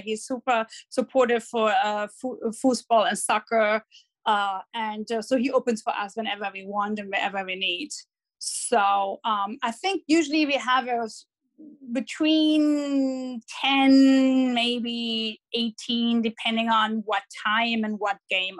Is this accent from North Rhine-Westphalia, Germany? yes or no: yes; Dortmund, North Rhine-Westphalia, Germany; accent: German; English is a second language; moved away as an adult; now in Los Angeles, United States; I'm born and raised in Dortmund.